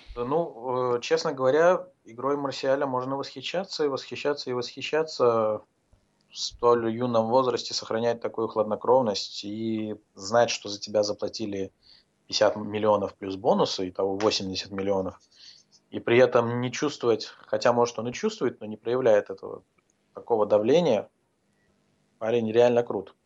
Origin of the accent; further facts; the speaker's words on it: Azerbaijan; Я сам из Азербайджана